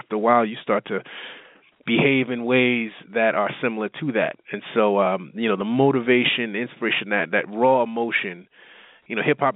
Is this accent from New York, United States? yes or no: yes; New York, United States; moved away as an adult; now in Texas, United States; I grew up in New York